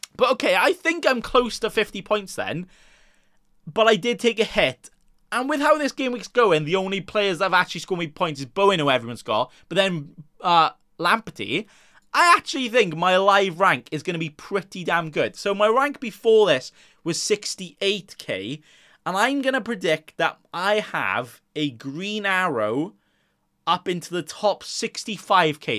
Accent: Wales, United Kingdom; I'm Welsh myself

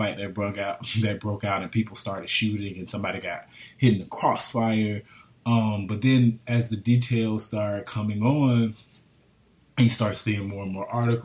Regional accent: Florida, United States; This is home

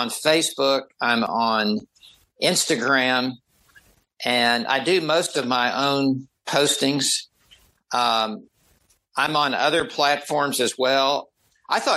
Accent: the South of the United States, United States; I grew up in the South of the United States. I have a different accent.

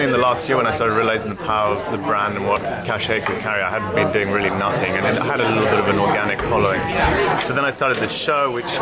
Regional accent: Kenya; moved away; I'm a public figure back in my home country of Kenya

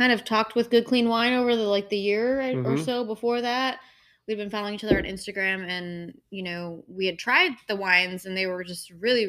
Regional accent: Colorado Springs, Colorado, United States; now in Nashville, United States; I'm from Colorado Springs

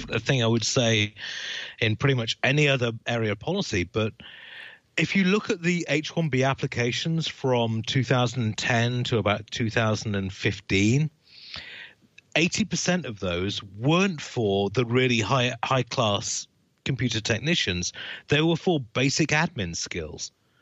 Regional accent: United Kingdom; moved away; as a Brit

